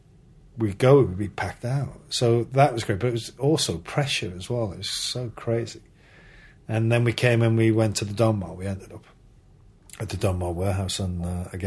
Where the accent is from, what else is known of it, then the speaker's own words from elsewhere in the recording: Liverpool, North West England, United Kingdom; moved away; back in my hometown